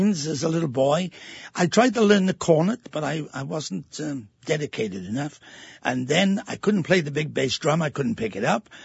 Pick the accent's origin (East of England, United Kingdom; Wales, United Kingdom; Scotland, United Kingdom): Wales, United Kingdom; Abergavenny; moved away; Abergavenny, our hometown.